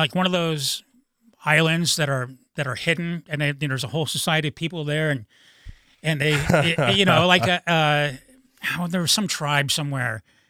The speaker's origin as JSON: {"language": "English", "town": "Akron", "region": "Ohio", "country": "United States", "tie": "born or raised there", "said": "I grew up in Akron, Ohio, which is a medium city, but I didn't even know a gay person until 25."}